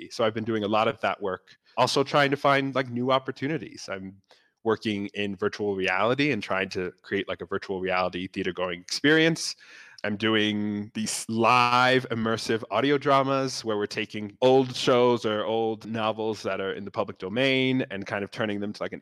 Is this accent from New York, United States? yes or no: yes; New York, United States; I'm a producer from New York coming to South Africa.